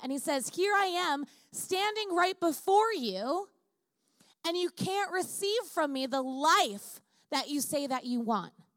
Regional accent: Long Island, New York, United States; now in California, United States; I grew up in Long Island, so I know the Jewish community very well.

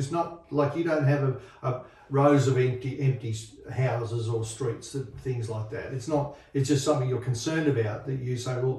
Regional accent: Bathurst, New South Wales, Australia; I go to Sydney and I say, I'm from Bathurst

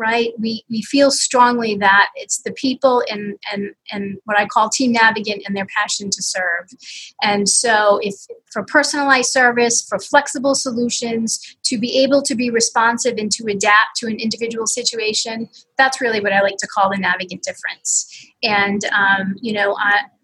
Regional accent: Pawtucket, Rhode Island, United States; I grew up in Pawtucket, went to college at Bryant University

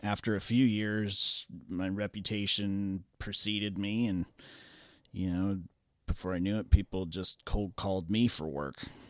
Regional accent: Los Angeles, California, United States; growing up in Los Angeles

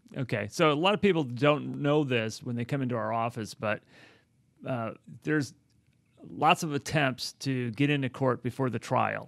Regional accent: Chicago, Illinois, United States; moved away; I, I come from Chicago

